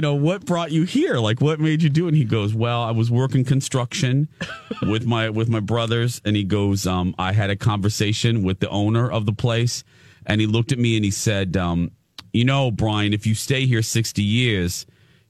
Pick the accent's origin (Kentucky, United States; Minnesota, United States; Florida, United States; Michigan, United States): Minnesota, United States; Minneapolis; I'm from Minneapolis